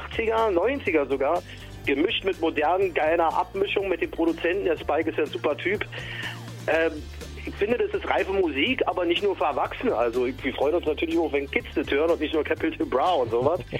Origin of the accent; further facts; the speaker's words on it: Berlin, Germany; Aber ich bin natürlich im West-Berlin groß geworden mit den 70er, 80er, 90ern Rock